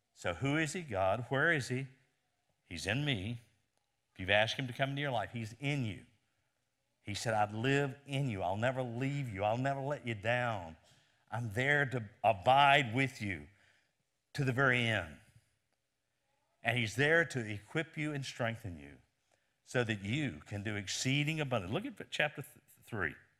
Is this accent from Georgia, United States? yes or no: no; Lynchburg, Virginia, United States; Lynchburg, Virginia, my hometown